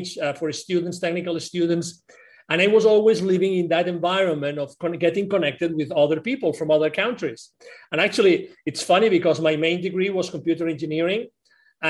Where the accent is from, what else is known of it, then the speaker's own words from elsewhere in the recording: Spain; also born or lived in Mexico; now in Plano, United States; I'm originally from Spain, but I moved from Mexico to here 10 years ago.